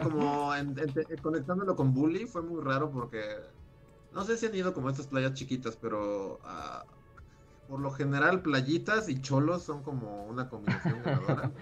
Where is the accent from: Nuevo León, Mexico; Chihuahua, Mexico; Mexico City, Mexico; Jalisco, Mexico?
Mexico City, Mexico; also born or lived in Acapulco; yo, nací en la Ciudad de México, pero en ese momento mi familia vivía en, en Acapulco ya llevaba viviendo allá muchos años